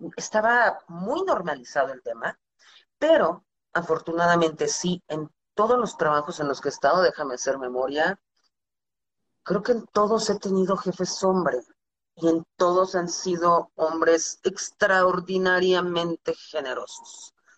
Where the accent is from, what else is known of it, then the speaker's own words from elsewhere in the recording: Mexico; also born or lived in United States; toda mi educación formal fue en México, primaria, secundaria, universidad, todo